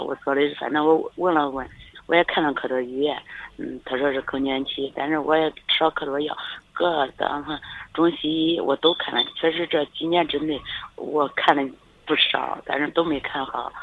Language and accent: Chinese; Luoyang, Henan, China; 包括我是洛阳的嘛